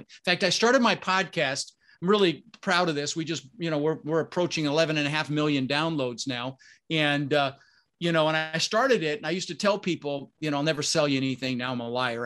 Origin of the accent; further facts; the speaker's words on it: Denver, Colorado, United States; also born or lived in Netherlands; we ended up in Denver, Colorado, and we really struggled growing up